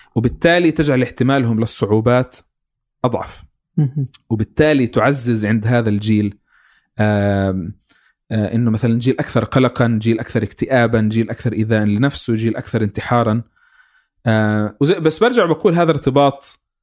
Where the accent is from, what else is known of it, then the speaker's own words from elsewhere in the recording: Palestine; كفلسطيني اكون واعي